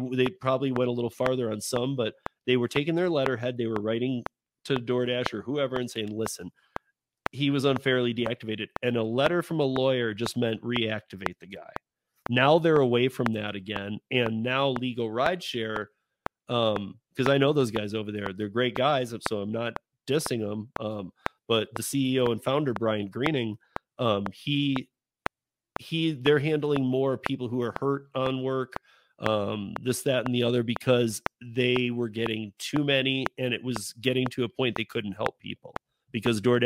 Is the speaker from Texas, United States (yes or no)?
no; Michigan, United States; now in Colorado, United States; I'm from Michigan